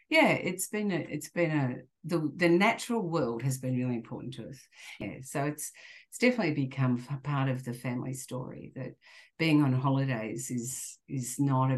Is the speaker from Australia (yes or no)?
yes; Geelong, Victoria, Australia; I grew up in Geelong, which is a regional town in Victoria, in a very sort of suburban area